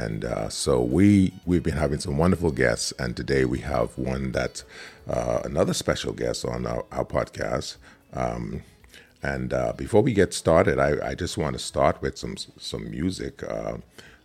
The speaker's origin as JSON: {"language": "English", "town": "Freeport", "region": "Grand Bahama", "country": "Bahamas", "said": "a fellow Freeporter. That's what we call ourselves"}